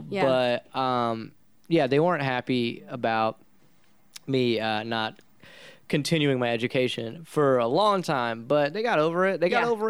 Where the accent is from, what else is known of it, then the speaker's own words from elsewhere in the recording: India; You know, I'm Indian, so doctor, lawyer, anything like anything that's not being a band or a comedian